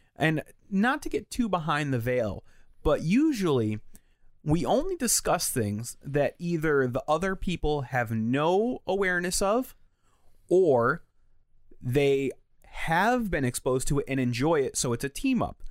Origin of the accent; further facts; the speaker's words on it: Connecticut, United States; growing up in Connecticut